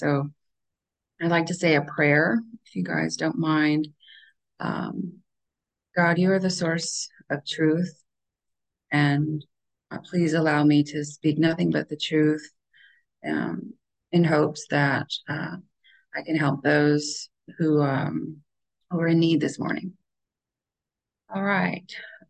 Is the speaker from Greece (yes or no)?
no; Oklahoma, United States; born there; We moved around a lot when I was young. I was born in Oklahoma